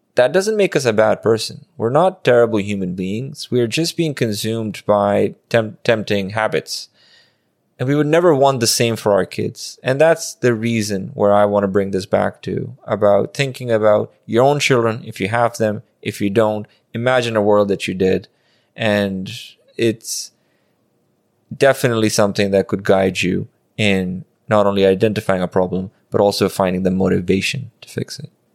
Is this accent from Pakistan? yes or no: yes; Pakistan; I grew up in Pakistan